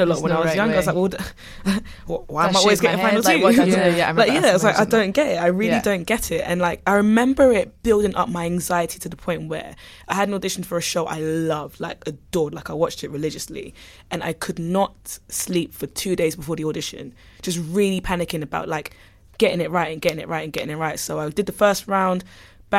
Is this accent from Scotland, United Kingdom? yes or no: no; Croydon, London, United Kingdom; I'm from Croydon